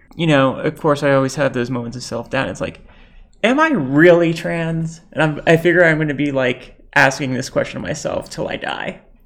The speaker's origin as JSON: {"language": "English", "country": "United States", "tie": "born or raised there", "said": "growing up in America, my folks were really trying to raise me to be American."}